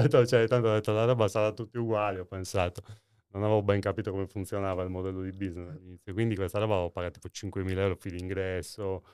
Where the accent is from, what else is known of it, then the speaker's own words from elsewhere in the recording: Nuoro, Sardinia, Italy; sono tornato in realtà nella, a Nuoro, nel, nel, mio paese natale